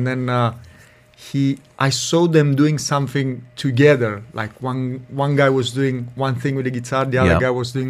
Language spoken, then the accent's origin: English; Catania, Sicily, Italy; moved away; I'm from Sicily, from Catania, down the south.